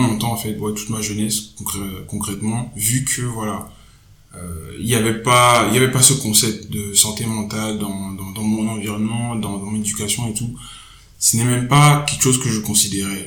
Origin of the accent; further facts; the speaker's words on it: Togo; moved away; j'ai grandi au Togo.